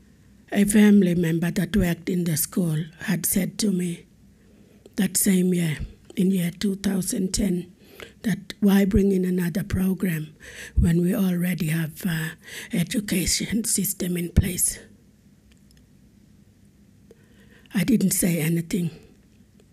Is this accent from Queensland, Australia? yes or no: yes; Aurukun, Queensland, Australia; I come from Arakun